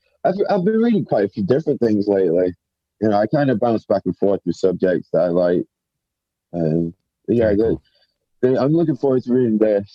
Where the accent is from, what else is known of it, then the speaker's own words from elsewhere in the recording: England, United Kingdom; now in United States; I'm from England. We moved to America in 94, but I've moved back and forth a few times.